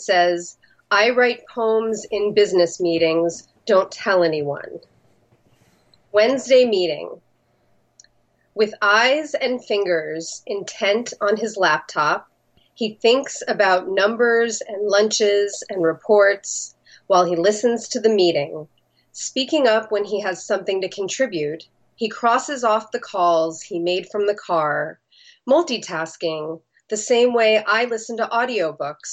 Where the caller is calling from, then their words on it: Los Angeles, California, United States; I'm calling from Los Angeles